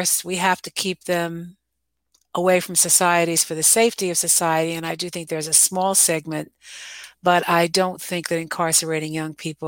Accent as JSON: {"language": "English", "town": "Scarsdale", "region": "New York", "country": "United States", "tie": "born or raised there", "said": "I grew up in Westchester, New York, in Scarsdale"}